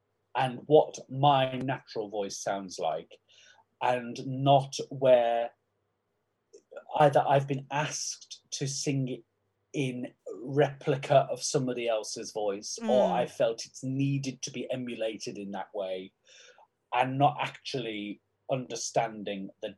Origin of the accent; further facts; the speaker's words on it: Crosby, North West England, United Kingdom; because I'm from Crosby in Liverpool, which is the borough of Sefton Council